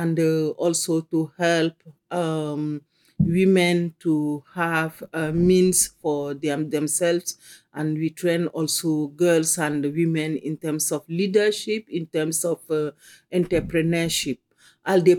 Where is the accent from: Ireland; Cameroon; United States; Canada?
Cameroon; I come from Cameroon